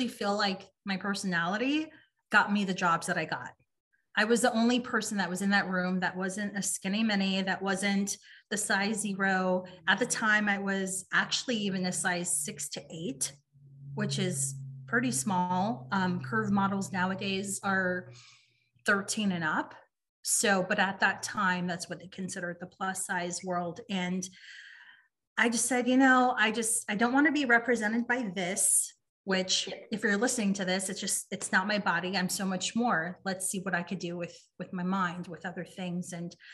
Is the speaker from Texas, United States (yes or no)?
yes; San Antonio, Texas, United States; moved away as an adult; also born or lived in Los Angeles, California; Moved back to San Antonio